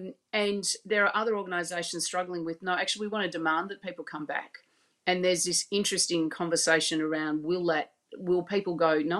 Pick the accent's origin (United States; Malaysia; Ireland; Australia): Australia; so I obviously my accent shows that I'm from Australia. I live in Melbourne